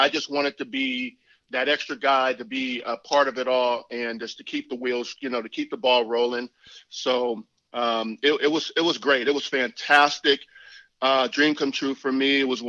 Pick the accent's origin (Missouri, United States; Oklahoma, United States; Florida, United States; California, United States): California, United States; I was born and raised in California.